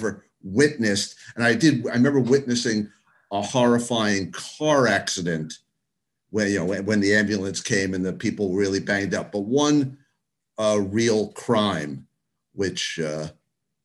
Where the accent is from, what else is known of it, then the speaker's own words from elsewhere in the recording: New York City, New York, United States; grew up in Queens until I was 13. That was 1969